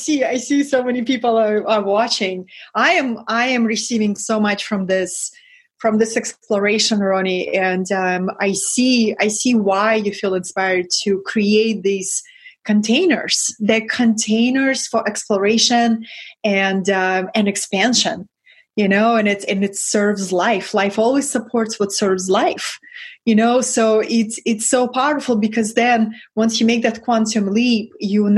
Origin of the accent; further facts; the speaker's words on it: Russia; English is a second language; moved away; I come from Russia, from that lineage.